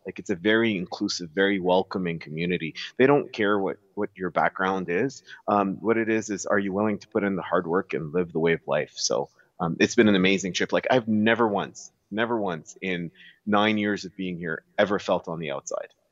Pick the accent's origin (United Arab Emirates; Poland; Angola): United Arab Emirates; Dubai; moved away as an adult; now in Alberta, Canada; born and raised in Dubai, pretty much as city kids